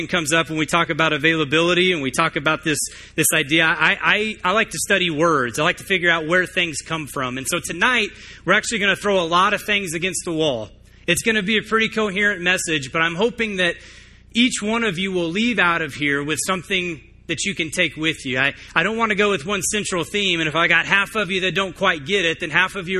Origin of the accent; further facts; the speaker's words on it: Tucson, Arizona, United States; moved away as an adult; also born or lived in Nashville, Tennessee; I was actually born and raised in Tucson